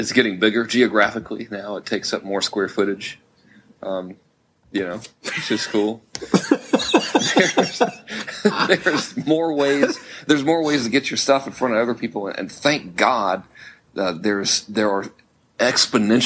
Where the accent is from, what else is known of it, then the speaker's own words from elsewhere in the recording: Florida Keys, United States; also born or lived in Georgia; now in California, United States; I grew up in the Florida Keys on the ocean